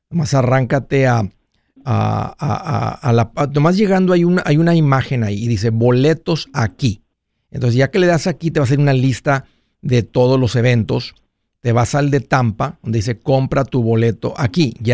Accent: Oaxaca, Mexico; Oaxaca, México.

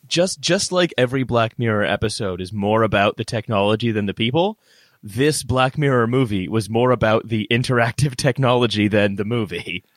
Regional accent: Canada; moved away as an adult; now in United Kingdom; I'm Canadian. I've just lived here for, like, better part of a decade.

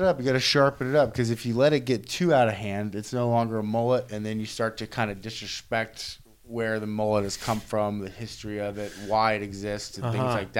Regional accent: Erlanger, Kentucky, United States; also born or lived in Edgewood, Kentucky; But I grew up in Erlanger and Edgewood.

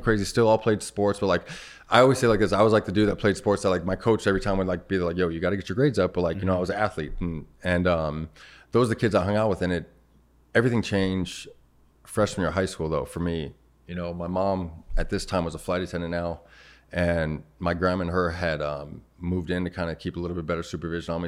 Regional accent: Arizona, United States; Born and raised in Arizona.

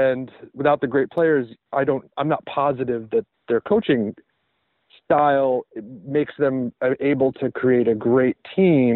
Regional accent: Tennessee, United States; I grew up in Tennessee

